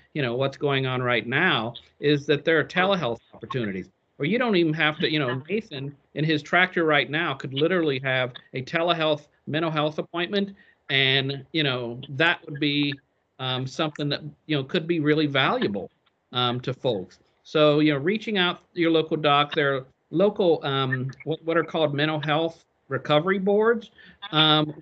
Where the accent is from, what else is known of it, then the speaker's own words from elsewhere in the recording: Lewistown, Ohio, United States; I grew up in Logan County, Ohio, in a little town called Lewistown.